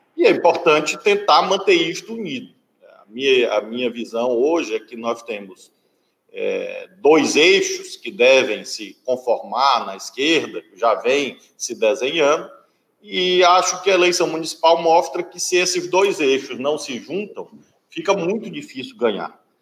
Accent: Brazil; eu, como brasileiro

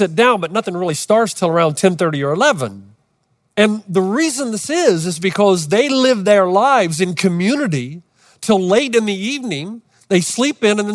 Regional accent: Los Angeles, California, United States

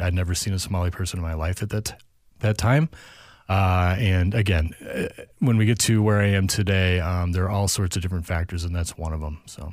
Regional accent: St. Louis, Missouri, United States; also born or lived in California; now in Minnesota, United States; I grew up in Saint Louis, um, and then moved out to California for eight years

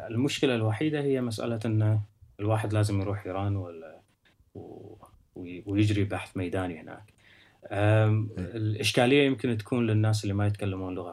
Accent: Kuwait; moved away; فكانت المساله معي من ال... من اول ما طلعت من الكويت.

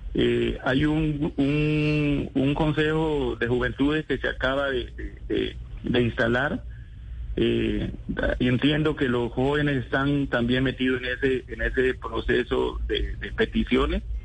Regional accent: El Charco, Nariño, Colombia

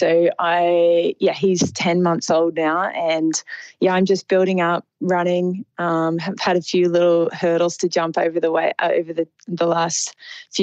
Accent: Sydney, New South Wales, Australia; I'm from Sydney

